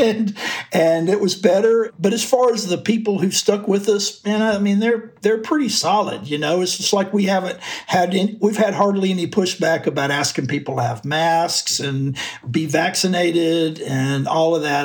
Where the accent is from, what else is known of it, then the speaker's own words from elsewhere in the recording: Florence, Alabama, United States; moved away; also born or lived in Memphis / Athens, Georgia; I grew up in the Muscle Shoals area in North Alabama. It was a town called Florence.